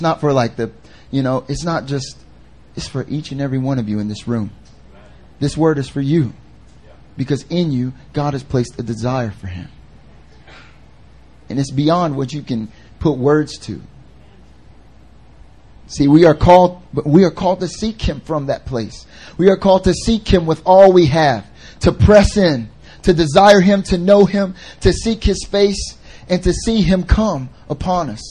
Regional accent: North Carolina, United States; moved away as an adult; now in Seoul, South Korea; I'm from North Carolina, and like I lived in like the foothills area

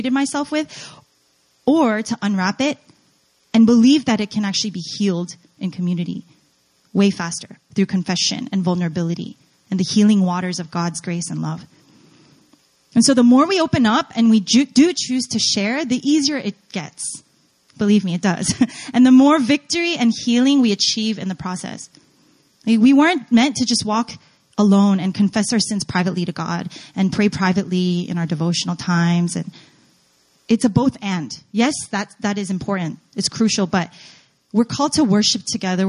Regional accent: New Jersey, United States; moved away as an adult; also born or lived in New York / North Carolina; I was born in New York, grew up in Jersey

